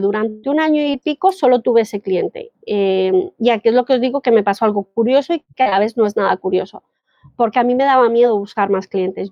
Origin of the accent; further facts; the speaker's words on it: Colombia; yo soy colombiana